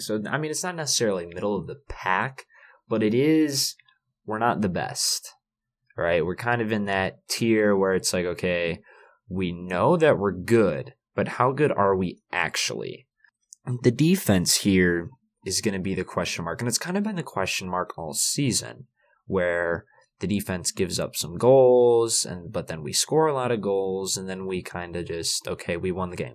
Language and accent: English; Michigan, United States; Ashton Calder's from my home state